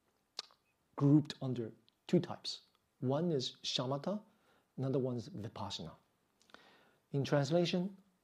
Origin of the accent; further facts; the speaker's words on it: New York, United States; I grew up in New York